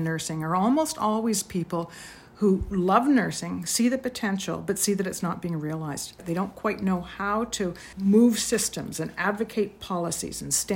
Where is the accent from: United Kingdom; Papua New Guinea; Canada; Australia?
Canada; Toronto, Ontario; I grew up in Toronto in the 60s